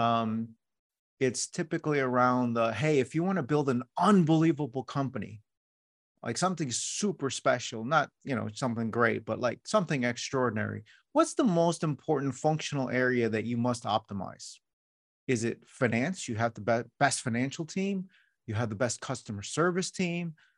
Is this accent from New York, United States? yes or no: yes; New York City, New York, United States; I was born in New York City